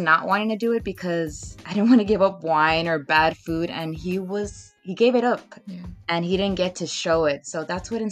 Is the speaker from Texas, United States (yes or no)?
yes; Edinburg, Texas, United States; also born or lived in Mexico; I was born actually in Mexico. Okay. And I think I came over when I was like 2 years old, and then we lived here in McAllen, well, Edinburgh. So I was raised here